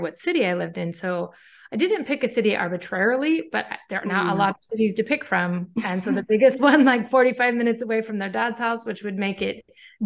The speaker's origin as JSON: {"language": "English", "region": "Pacific Northwest", "country": "United States", "tie": "born or raised there", "also_born_or_lived": "Washington / Oregon / Arizona", "moved": "as an adult", "lives_now": "Portugal", "said": "I'm US born. I was born and raised in the Pacific Northwest."}